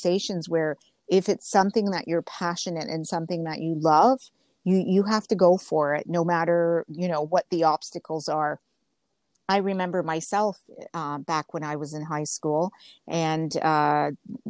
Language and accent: English; Ontario, Canada; English is a second language; also born or lived in Genoa, Italy; I was 2 when we came over. I was born in Italy, and we came over to Canada